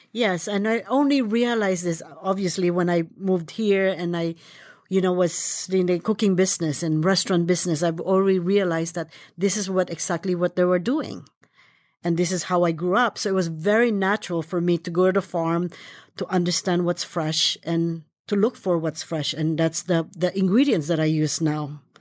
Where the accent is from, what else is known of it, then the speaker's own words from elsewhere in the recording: Philippines; moved away; I was born in the Philippines